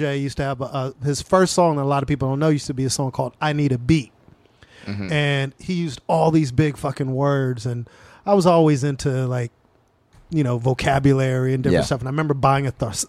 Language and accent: English; Carson, California, United States; also born or lived in Wilmington, Los Angeles; Yes, that's where I'm from, born and raised.